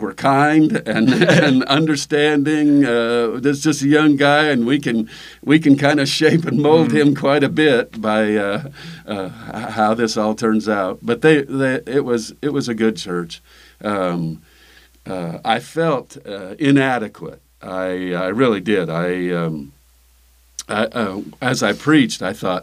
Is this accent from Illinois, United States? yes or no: yes; Illinois, United States; We grew up in Illinois